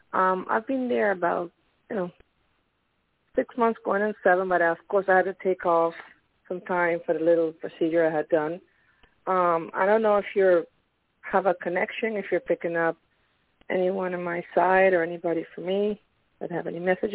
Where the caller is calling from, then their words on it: Pennsylvania, United States; calling from Pennsylvania.